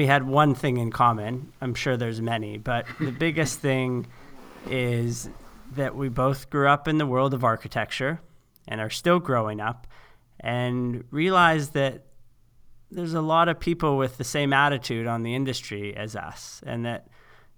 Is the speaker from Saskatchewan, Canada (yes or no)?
yes; Saskatoon, Saskatchewan, Canada; moved away as an adult; now in Los Angeles, United States; So I'm a Canadian born and made designer who's found his way to Los Angeles. I've been here about 10 years now, but I was born on the endless prairie sky of Saskatoon, Saskatchewan.